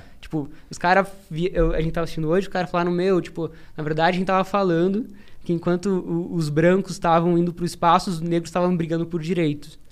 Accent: interior of Paraná, Brazil; sou do interior do Paraná

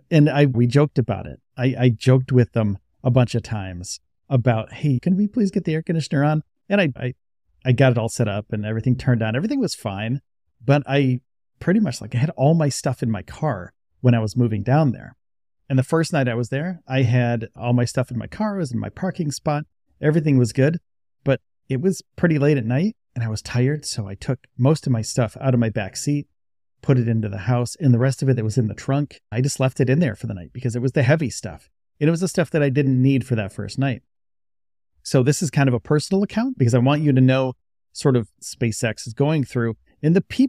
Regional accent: New York, United States; And when I made my pilgrimage to Starbase, I was from New York. So I knew snow, I knew rain, like the weather was all over the place up there, right?

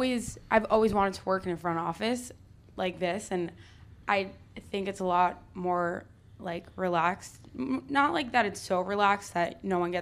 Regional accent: Long Island, New York, United States; now in Miami, United States; I'm from Long Island, New York.

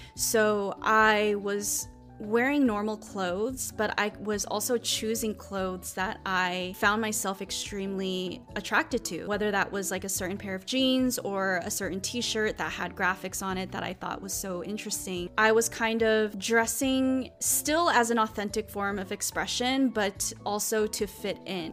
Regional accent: United States; as an Asian American woman

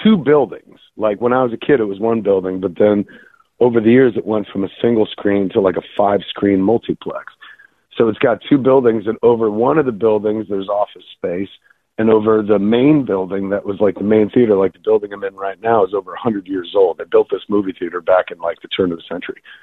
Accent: Highlands, New Jersey, United States; my hometown of Highlands

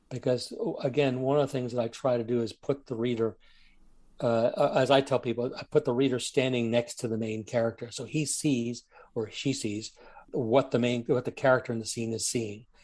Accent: Germany; Now, I grew up in Germany. My father was in the Air Force. He took us to East Berlin to show us what the bad guys were.

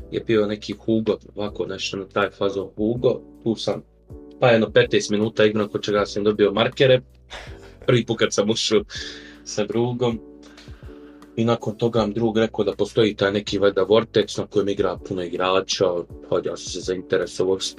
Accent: Sarajevo, Federation of Bosnia and Herzegovina, Bosnia & Herzegovina; dolazim iz Sarajeva

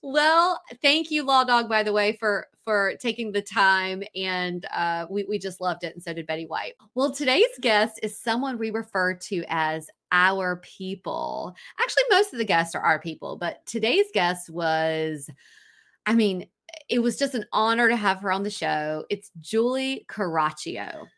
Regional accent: Raleigh, North Carolina, United States; we're from Raleigh

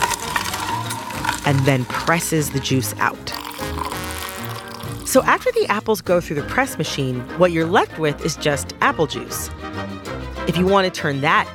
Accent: Michigan, United States; I am from Michigan, which is a state that is known for its apples.

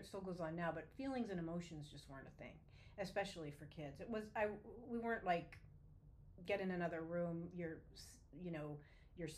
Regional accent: Erie, Pennsylvania, United States; moved away; I was born in 1965 in Erie, Pennsylvania

